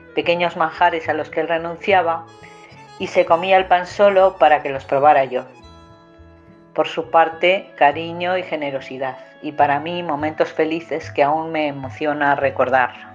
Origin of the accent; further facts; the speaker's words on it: Villar de Ciervo, Castile and León, Spain; moved away; Nací en Villar de Ciervo y aunque vivo lejos, estoy orgullosa de mis raíces